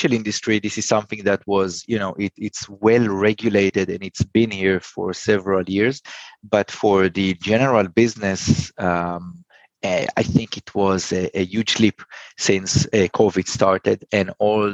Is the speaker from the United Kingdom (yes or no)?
no; Israel; I'm from Israel